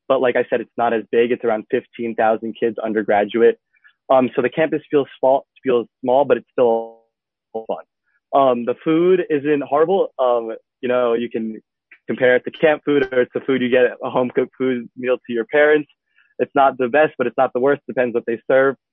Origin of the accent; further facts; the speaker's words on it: Westchester, New York, United States; now in Parkland, United States; I was in Club 2016. I'm originally from Westchester, New York, but I now live in Parkland, Florida.